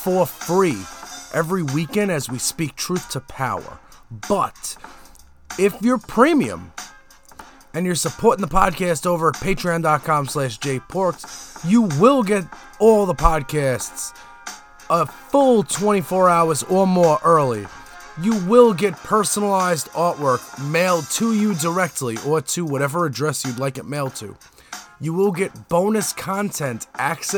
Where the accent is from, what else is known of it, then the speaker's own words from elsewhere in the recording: United States; as an American